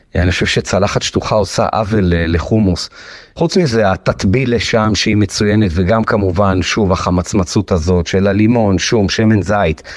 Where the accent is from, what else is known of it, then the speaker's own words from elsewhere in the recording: Jerusalem, Jerusalem District, Israel; אני גדלתי בירושלים